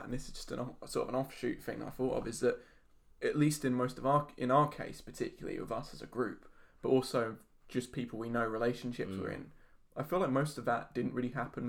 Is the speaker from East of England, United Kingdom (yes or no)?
yes; Colchester, East of England, United Kingdom; I was born in Colchester Hospital as well.